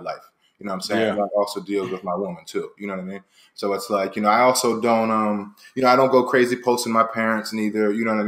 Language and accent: English; Philadelphia, Pennsylvania, United States; moved away as an adult; now in Los Angeles, United States; to take it back to Philly, man, I left about 10 years ago